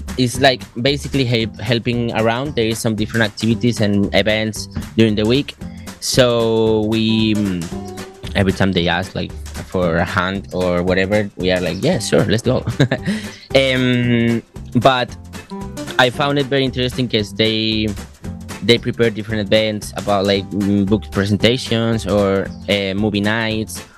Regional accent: Madrid, Community of Madrid, Spain; English is a second language; moved away as an adult; now in Cosenza, Italy; I come from I come from Madrid, which is uh, well, it's the biggest city in, in Spain

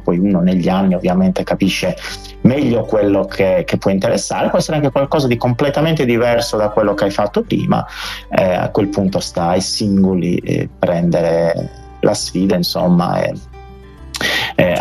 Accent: Orune, Sardinia, Italy; io sono cresciuto ad Orune, quindi in pienissima Barbagia

